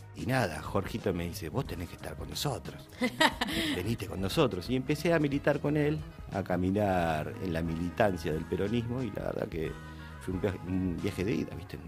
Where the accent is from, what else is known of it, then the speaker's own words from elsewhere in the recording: Argentina; Estoy en mi país.